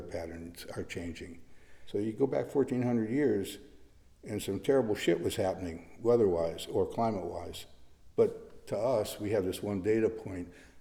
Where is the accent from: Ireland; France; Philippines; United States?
United States; Detroit, Michigan; moved away; also born or lived in San Francisco; growing up in Detroit